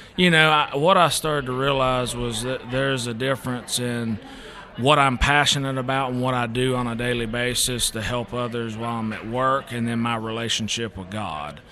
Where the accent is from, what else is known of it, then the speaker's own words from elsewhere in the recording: Eastern Kentucky, United States; moved away; I'm originally from Eastern Kentucky